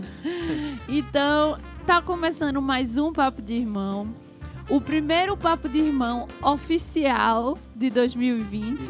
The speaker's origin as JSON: {"language": "Portuguese", "country": "Brazil", "said": "a gente é brasileiro"}